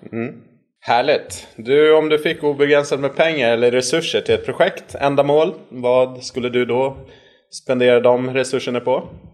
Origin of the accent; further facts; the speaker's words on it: Gotland, Sweden; accent: mix, partly Gotlandic; also born or lived in Västerås / Örebro; såklart så är jag uppväxt här på Gotland